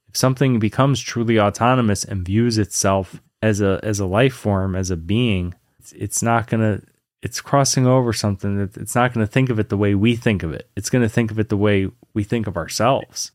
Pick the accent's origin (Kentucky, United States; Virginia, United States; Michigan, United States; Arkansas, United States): Virginia, United States; Lynchburg; also born or lived in New York; when I was a kid, I grew up in Virginia, in, you know, kind of a southern town, Lynchburg, Virginia.